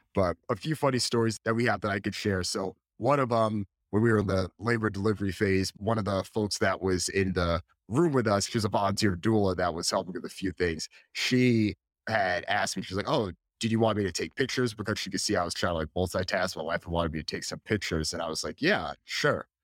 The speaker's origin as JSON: {"language": "English", "region": "Northeast", "country": "United States", "tie": "born or raised there"}